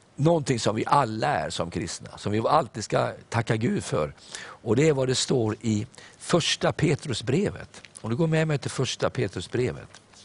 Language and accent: Swedish; Sweden; jag är stolt över att jag är svensk.